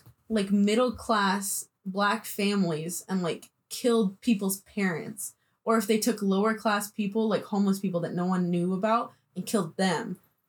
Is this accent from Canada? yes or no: no; the South, United States; moved away; also born or lived in Southern California; we grew up in the South as Mexican people.